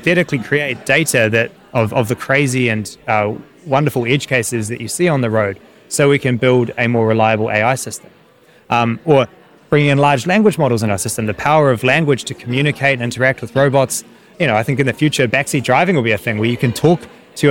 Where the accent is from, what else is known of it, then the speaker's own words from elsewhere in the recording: New Zealand; now in London, United Kingdom; I'm growing up in New Zealand